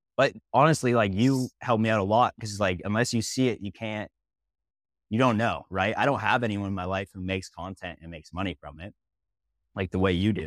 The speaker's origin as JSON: {"language": "English", "town": "Kitchener", "region": "Ontario", "country": "Canada", "tie": "born or raised there", "said": "I grew up in Ontario, like Kitchener, Ontario"}